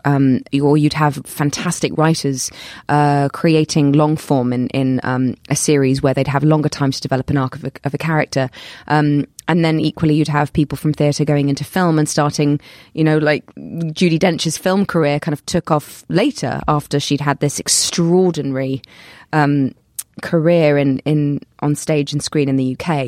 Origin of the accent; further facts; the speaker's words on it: London, United Kingdom; accent: British; people kind of know me as a British actor 'cause of my accent and 'cause I'm from London